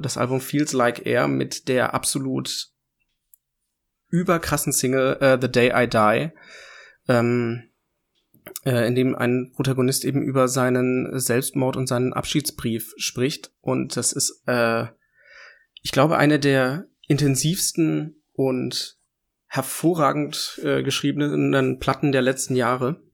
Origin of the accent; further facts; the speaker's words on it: Bubenreuth, Bavaria, Germany; mein Bubenreuth, also mein Heimatdorf, wo ich herkomme